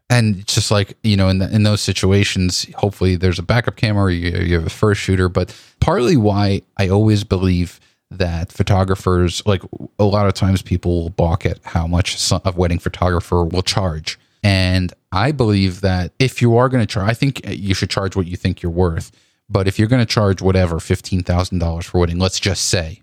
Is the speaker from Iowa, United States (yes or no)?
no; New York, United States; as a New Yorker